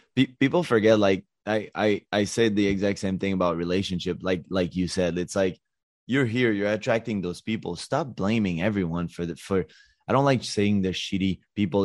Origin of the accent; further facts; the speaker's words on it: Montreal, Quebec, Canada; also born or lived in Los Angeles; I'm from Montreal